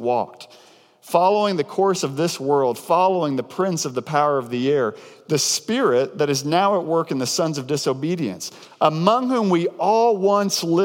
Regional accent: near Devil's Den State Park, Arkansas, United States; a place called Devil's Den State Park, which is right outside of my hometown growing up

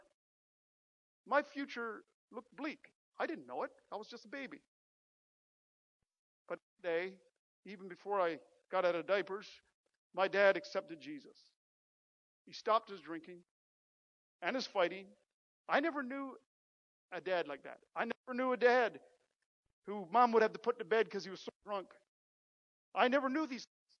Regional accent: Canada; I'm glad I grew up in this country

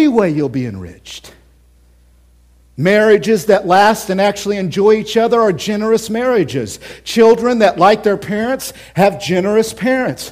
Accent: Oklahoma City, Oklahoma, United States; now in Central Illinois, United States; I grew up, born and raised in Oklahoma City, born and raised there.

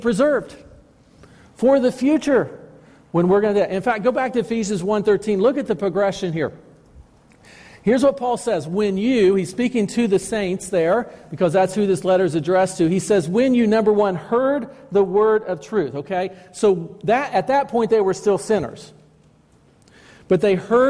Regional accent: Alexandria, United States; when I was a kid and growing up in Alexandria, up the road here

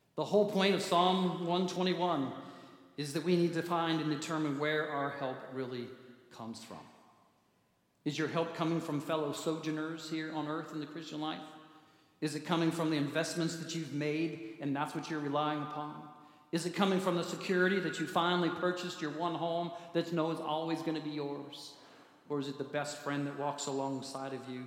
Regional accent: Manitou Springs, Colorado, United States; I grew up near Manitou Springs, right down the street, Garden of the Gods

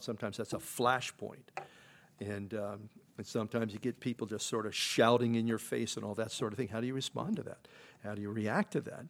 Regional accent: Philadelphia, Pennsylvania, United States; I grew up in Philadelphia.

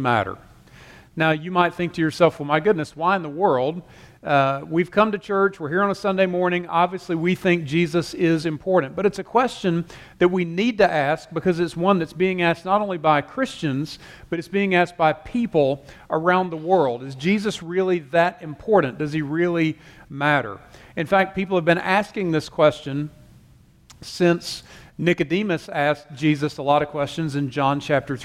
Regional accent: Taylors, South Carolina, United States; moved away as an adult; also born or lived in Louisville, Kentucky; I grew up here. I grew up in Taylor's, just basically across Wade Hampton at First Baptist.

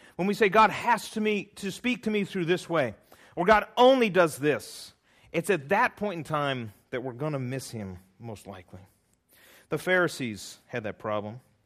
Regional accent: California, United States; I'm from California

